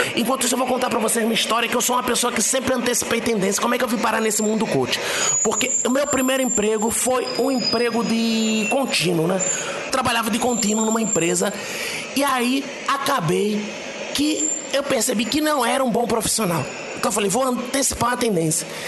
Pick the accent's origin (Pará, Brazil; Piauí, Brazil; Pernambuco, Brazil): Pernambuco, Brazil; now in Rio de Janeiro, Brazil; Aqui no Rio de Janeiro, onde eu tô agora, eu, eu sou do Pernambuco